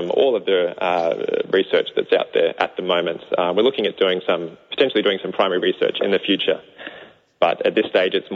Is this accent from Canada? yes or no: no; Australia; moved away as an adult; now in New Zealand; I'm an Aussie.